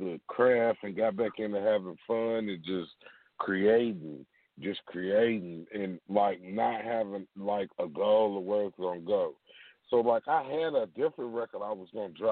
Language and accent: English; Louisville, Kentucky, United States; That happened in my hometown